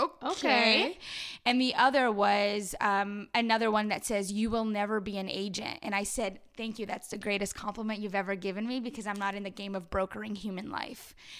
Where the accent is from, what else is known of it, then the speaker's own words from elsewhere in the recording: Los Angeles, California, United States; I grew up in Pacoima. Like, I grew up in Chicano culture.